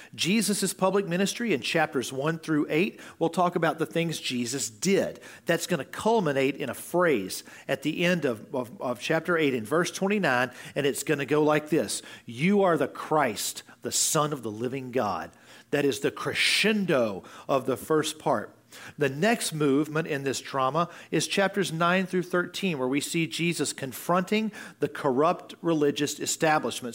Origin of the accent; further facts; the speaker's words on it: United States; as an American